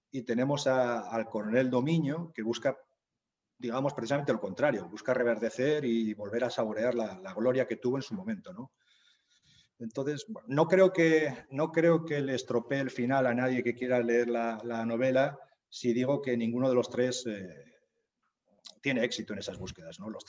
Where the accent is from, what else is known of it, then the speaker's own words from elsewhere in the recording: Zaragoza, Aragon, Spain; born there; nací en Zaragoza, trabajo desde hace bastantes años, como hemos hablado, en, ayuda humanitaria internacional.